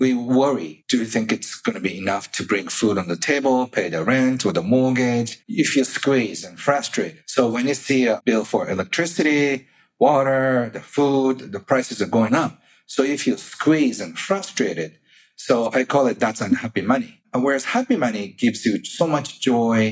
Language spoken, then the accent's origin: English; Kobe, Hyogo, Japan; He had the largest practice in my hometown, Kobe